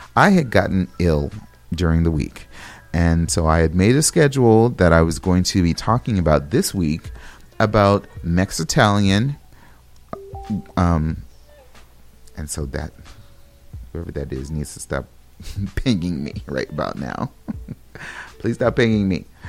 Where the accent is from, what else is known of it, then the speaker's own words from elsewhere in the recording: California, United States; moved away; I'm from California